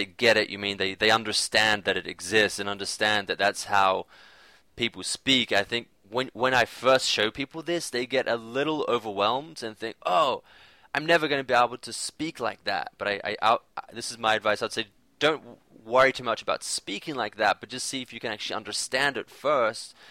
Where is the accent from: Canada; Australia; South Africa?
Australia; moved away as an adult; growing up in Australia, being away for quite a while, and now coming back